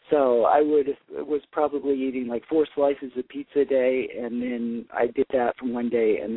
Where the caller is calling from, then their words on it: New York City, New York, United States; I'm calling from Brooklyn, New York.